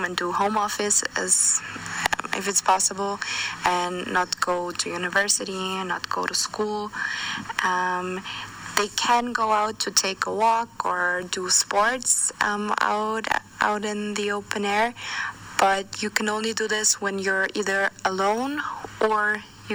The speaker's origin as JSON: {"language": "English", "country": "Austria", "said": "my home country in Austria"}